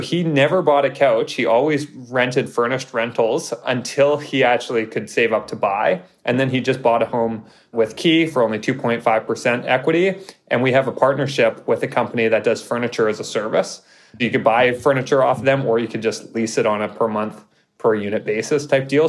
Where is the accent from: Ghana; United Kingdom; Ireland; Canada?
Canada; Vancouver, British Columbia; moved away as an adult; now in Toronto, Canada; I'm from False Creek area in Vancouver. I grew up in Granville Island.